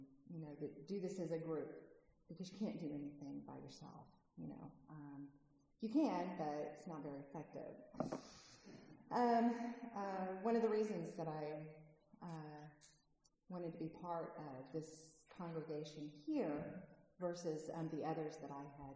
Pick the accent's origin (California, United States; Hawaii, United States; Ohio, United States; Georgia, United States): California, United States; moved away; I'm originally from California